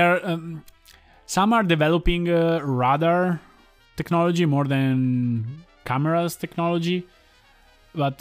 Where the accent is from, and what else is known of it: Italy; born or raised there